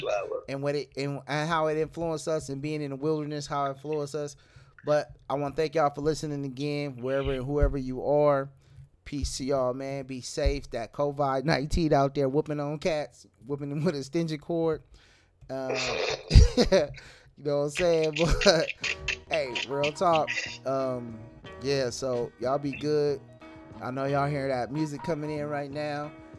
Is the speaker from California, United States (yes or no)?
yes; San Francisco, California, United States; moved away; also born or lived in DeLisle, Mississippi / Pass Christian, Mississippi; I was from Frisco.